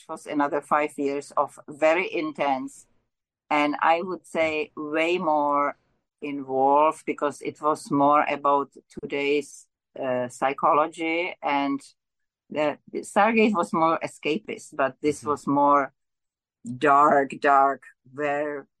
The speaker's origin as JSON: {"language": "English", "country": "Czechia", "also_born_or_lived": "Ontario, Canada / Killaloe, Ontario, Canada / North Bay, Ontario, Canada / Milton, Ontario, Canada", "moved": "yes", "lives_now": "Vancouver, Canada", "said": "I'm originally from Czechoslovakia, now Czech Republic. And I came at the instigation of our Russian brothers when they occupied us. So I came as a refugee."}